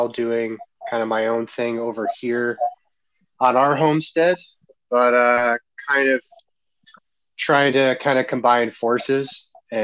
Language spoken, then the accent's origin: English; Albany, New York, United States; moved away as an adult; also born or lived in Framingham, Massachusetts; now in Massachusetts, United States; I was from Albany